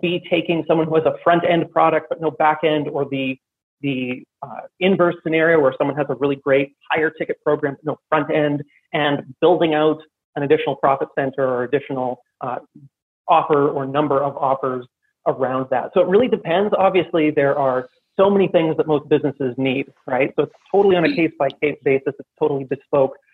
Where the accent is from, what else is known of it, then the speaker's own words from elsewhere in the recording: Canada; now in Armenia; I'm Canadian. I'm currently in Armenia